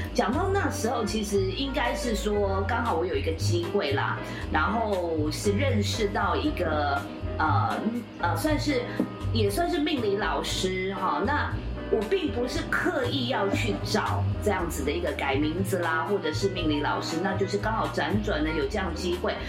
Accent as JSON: {"language": "Chinese", "country": "Taiwan", "said": "我们台湾人"}